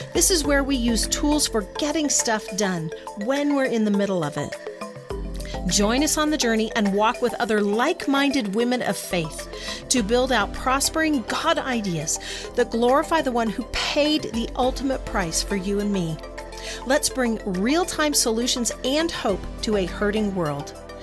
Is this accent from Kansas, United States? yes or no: yes; Hays, Kansas, United States; also born or lived in San Francisco Bay Area, California; now in Lake Tahoe, United States; I was born in Hays, Kansas.